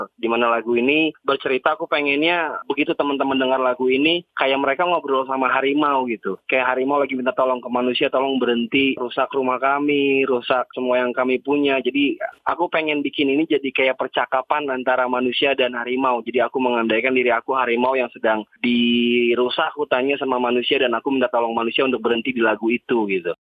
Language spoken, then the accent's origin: Indonesian; Jakarta, Indonesia; saya secara garis keturunan memang orang Sumatera, walaupun lahir dan besar di Jakarta